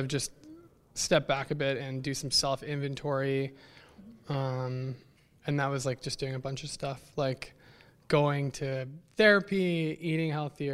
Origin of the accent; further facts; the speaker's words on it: Thunder Bay, Ontario, Canada; I grew up in Thunder Bay